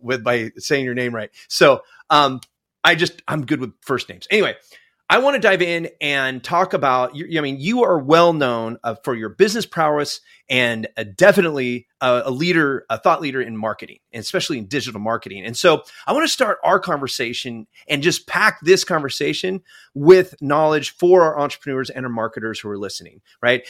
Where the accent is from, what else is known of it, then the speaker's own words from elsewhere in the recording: Northern California, United States; moved away; also born or lived in Alaska; I grew up in Northern California